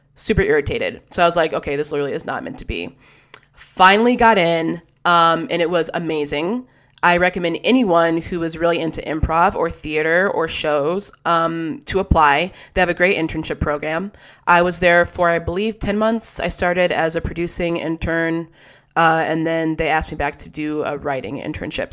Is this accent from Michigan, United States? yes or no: yes; West Bloomfield, Michigan, United States; growing up in West Bloomfield, Michigan, it's where I grew up